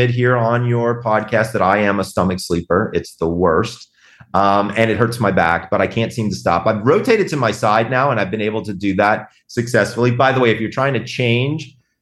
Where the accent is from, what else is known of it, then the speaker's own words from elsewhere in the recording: the South, United States; I'm from the South